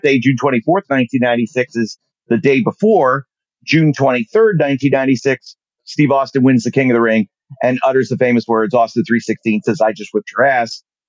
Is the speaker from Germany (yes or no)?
yes; Germany; I'm on TV. I'm from Germany. What is this?